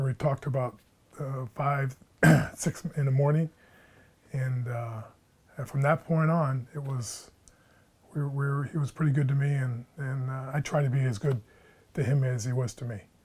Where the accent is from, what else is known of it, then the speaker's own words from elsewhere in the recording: State College, Pennsylvania, United States; born and raised in State College, Pennsylvania